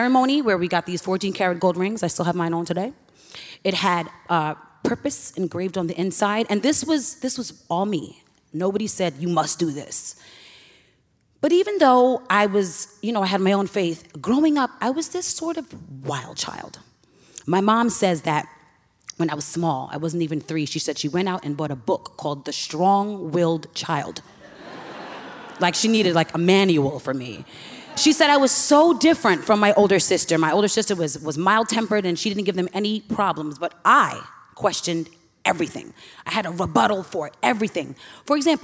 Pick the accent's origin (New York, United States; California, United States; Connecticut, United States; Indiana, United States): New York, United States; New York City; now in St. Louis, United States; I currently live in St. Louis, but I'm born and raised in Hollis, Queens, New York.